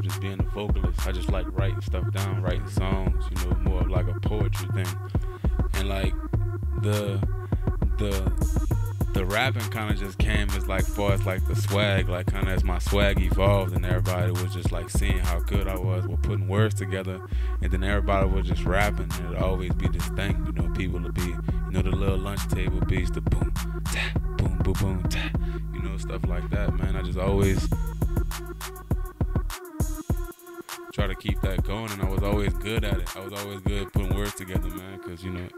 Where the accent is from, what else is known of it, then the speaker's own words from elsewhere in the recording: New Orleans, Louisiana, United States; moved away as an adult; now in Oakland, United States; born and raised in New Orleans, Louisiana. You know, 21 beautiful years of my life spent out there